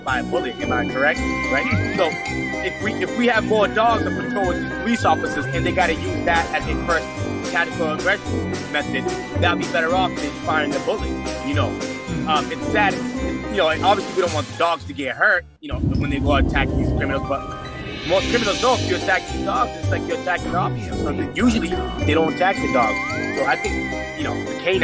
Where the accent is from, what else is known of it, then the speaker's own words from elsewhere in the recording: Brockton, Massachusetts, United States; a 30-year-old resident, born and raised in Brockton, I don't plan on moving up the city anytime soon